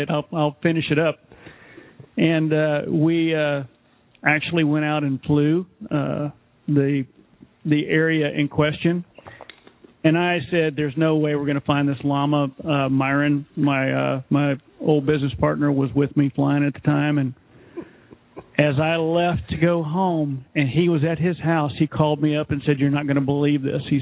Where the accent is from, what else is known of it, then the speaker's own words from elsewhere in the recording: Texas, United States; it happened in my home state of Texas.